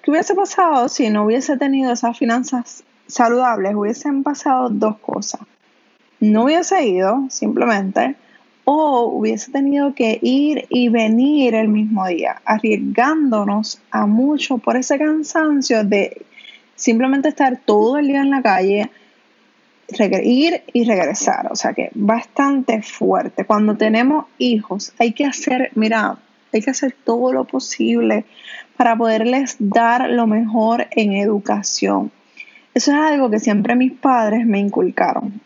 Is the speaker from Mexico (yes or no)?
no; Canóvanas, Puerto Rico; yo soy de Canóvanas